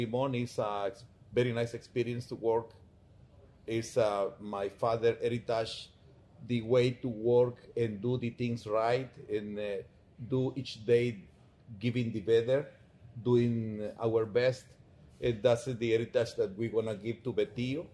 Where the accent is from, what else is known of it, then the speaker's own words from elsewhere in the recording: Palencia, Guatemala Department, Guatemala; we are from Palencia. We are so proud to be in Palencia